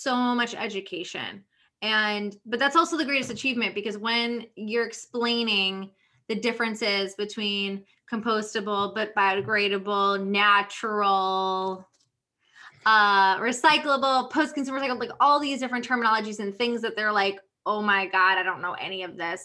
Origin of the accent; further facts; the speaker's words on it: Connecticut, United States; I grew up in Connecticut